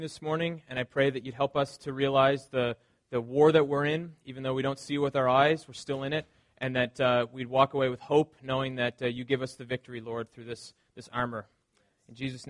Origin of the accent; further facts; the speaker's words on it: the Maritimes, Canada; growing up in the Maritimes